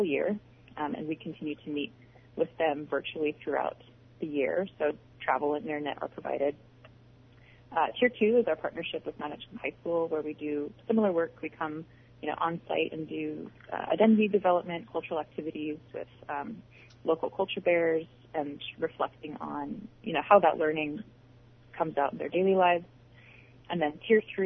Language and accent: English; Bristol Bay, Alaska, United States; I'm from Bristol Bay